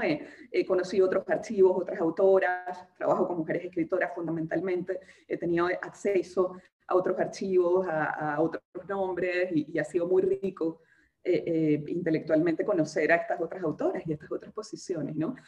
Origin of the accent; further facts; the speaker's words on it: Venezuela; accent: muy venezolana; moved away as an adult; now in Peru; desde que salí de Venezuela